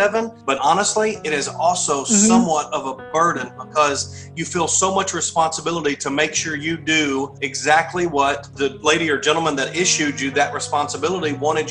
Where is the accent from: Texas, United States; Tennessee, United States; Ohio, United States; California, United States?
Texas, United States; born and raised in Texas, joined the military when I was 18